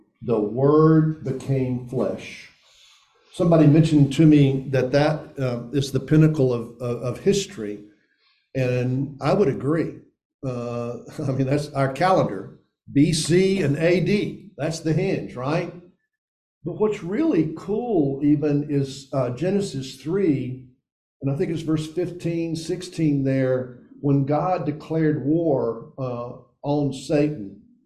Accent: Elizabethton, Tennessee, United States; I grew up in Upper East Tennessee. That's the Tri-Cities. That's Johnson City, Bristol, Kingsport. And I grew up in a suburb of Johnson City, Elizabethton.

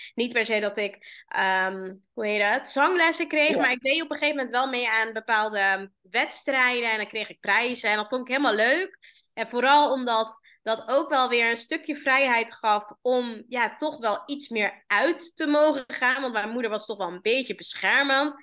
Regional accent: Amsterdam, North Holland, Netherlands; Waar kom ik vandaan? Ik kom uit eh, Amsterdam

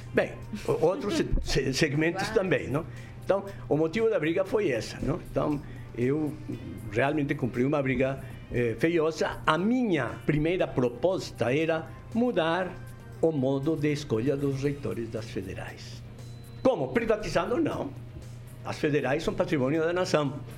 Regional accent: Colombia; Portuguese is a second language; moved away as an adult; also born or lived in Rio de Janeiro; now in Brazil; no meu país de origem, na Colômbia

